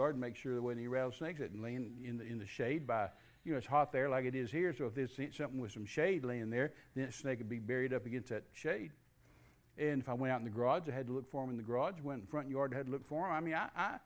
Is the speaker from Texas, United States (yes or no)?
yes; Midland, Texas, United States; I was raised in Midland, Texas.